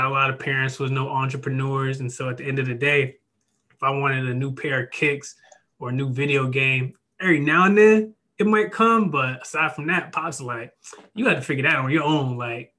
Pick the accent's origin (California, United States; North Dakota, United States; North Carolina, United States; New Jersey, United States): North Carolina, United States; Fayetteville; So no doubt, man. … I'm originally from Fayetteville, North Carolina, and I want to like highlight that point because one, I'm a military brat